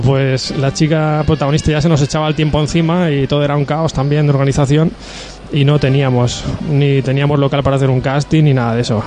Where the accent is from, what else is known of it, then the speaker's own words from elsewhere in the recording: Agost, Valencian Community, Spain; soy de agosto